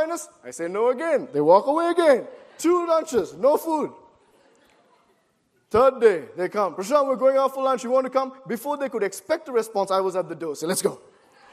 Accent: Sri Lanka; moved away as an adult; also born or lived in Boston, United States; Growing up in Sri Lanka all my life, and then coming to Boston to do my undergrad studies at Gordon College

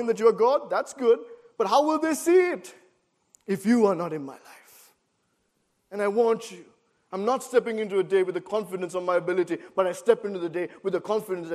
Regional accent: Sri Lanka; moved away as an adult; also born or lived in Boston, United States; Growing up in Sri Lanka all my life, and then coming to Boston to do my undergrad studies at Gordon College

